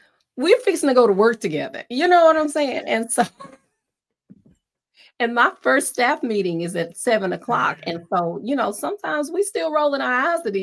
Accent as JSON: {"language": "English", "region": "East Texas", "country": "United States", "tie": "born or raised there", "said": "I grew up in East Texas"}